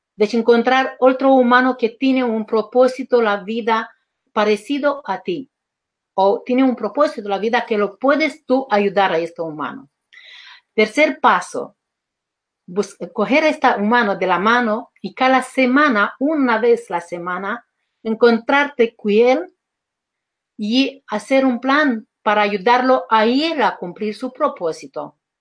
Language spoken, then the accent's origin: Spanish; Romania; Spanish is a second language; moved away as an adult; now in Spain; yo me he llevado a mis dos hijos y me he ido en Constanza, que es Mar Negro